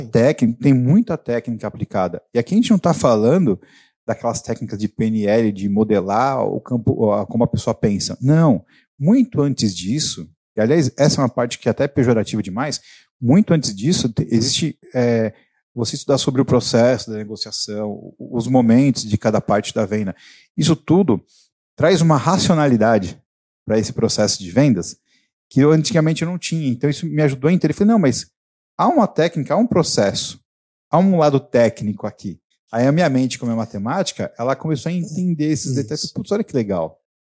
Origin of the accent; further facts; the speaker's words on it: São Paulo, Brazil; Eu sou da região aqui também, eu vivi a minha vida inteira no Carrão.